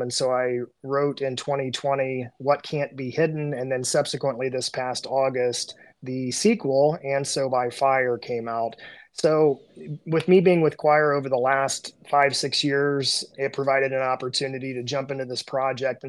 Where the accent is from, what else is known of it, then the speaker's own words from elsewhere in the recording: Southern Indiana, United States; growing up in Southern Indiana